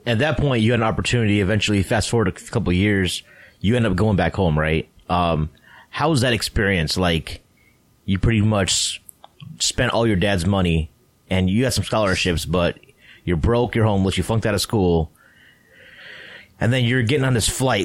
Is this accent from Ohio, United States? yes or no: yes; Ohio, United States; moved away as an adult; also born or lived in Toronto, Canada; I went to college in Toronto, Canada, and I'm originally from Ohio.